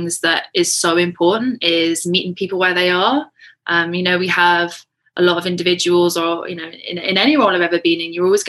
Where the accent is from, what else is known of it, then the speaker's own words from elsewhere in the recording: England, United Kingdom; moved away as an adult; now in Canada; So I was born and raised in England, moved to Canada on New Year's Eve 2017